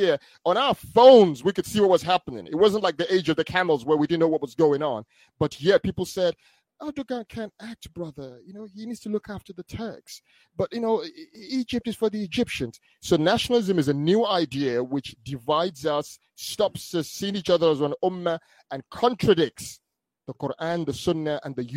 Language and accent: English; Nigeria; moved away; also born or lived in United Kingdom; I was born in the UK, but I grew up in Nigeria when I was young.